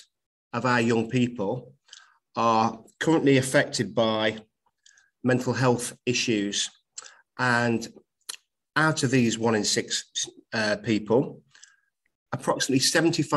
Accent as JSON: {"language": "English", "town": "Nottingham", "region": "East Midlands", "country": "United Kingdom", "tie": "born or raised there", "said": "I'm a teacher at a college in my hometown of Nottingham"}